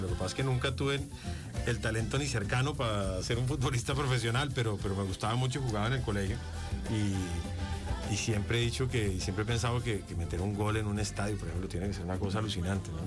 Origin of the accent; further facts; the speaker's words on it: Bogotá, Colombia; Bogotá, que es la ciudad donde yo vengo, donde nací